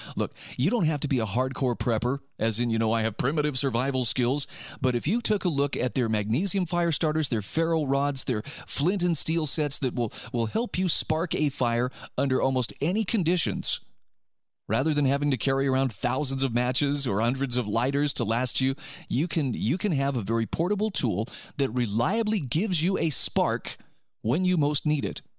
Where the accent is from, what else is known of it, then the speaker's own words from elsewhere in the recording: Utah, United States; My home state of Utah